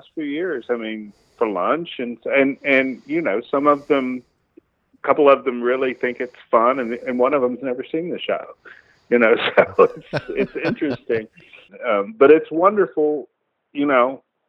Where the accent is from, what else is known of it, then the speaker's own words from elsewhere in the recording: Corsicana, Texas, United States; moved away as an adult; also born or lived in Dallas, Texas / New York; growing up in Corsicana, Texas, and going to SMU in Dallas